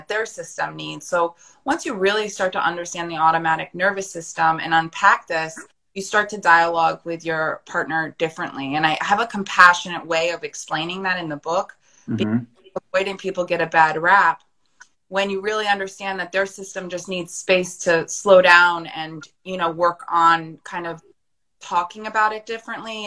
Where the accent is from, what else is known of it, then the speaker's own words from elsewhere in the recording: United States; I'm American